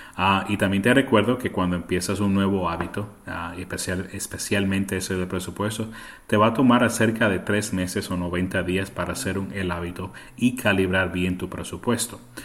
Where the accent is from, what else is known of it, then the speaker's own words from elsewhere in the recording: Puerto Rico; first language Spanish; now in United States; yo crecí en Puerto Rico, así que el español es mi primer idioma, pero estoy en los Estados Unidos desde el 1991